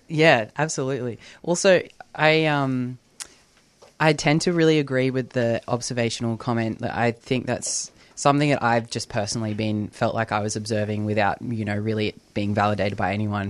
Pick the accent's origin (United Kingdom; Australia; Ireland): Australia; New South Wales; now in Victoria, Australia; I'm from New South Wales, so growing up footy there was N R L. now living here